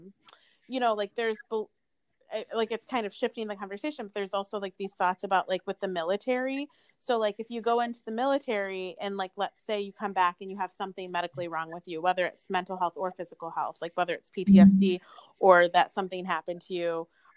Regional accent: United States; I'm American. I was born and raised here

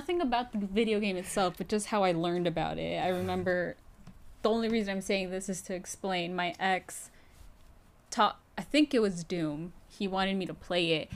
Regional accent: United States; we're American

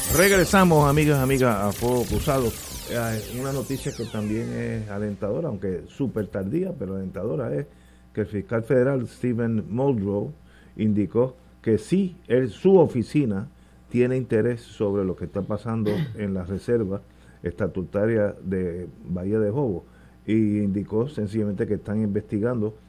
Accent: Puerto Rico; como puertorriqueño

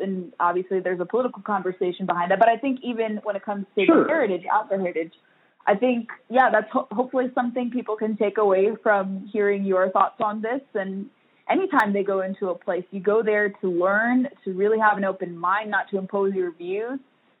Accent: California, United States; now in Virginia, United States; I've acclimated to Virginia from California. Everyone, I've been here for so long, people think I'm from Virginia now because I've become so well adjusted to the state.

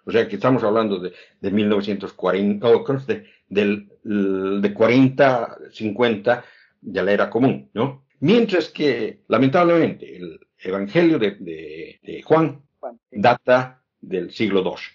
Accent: Oruro, Bolivia; soy de Oruro, Oruro, mi ciudad natal

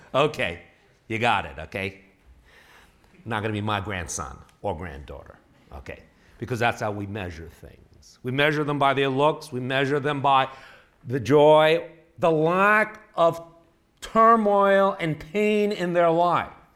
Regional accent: New York City, New York, United States; moved away as an adult; also born or lived in Texas / Illinois; now in Bay Area, California, United States; I was born and raised in New York City

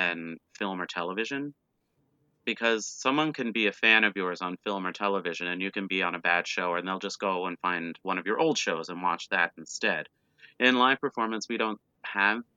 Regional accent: Cape Breton Island, Nova Scotia, Canada; now in Toronto, Canada; I'm from Cape Breton Island.

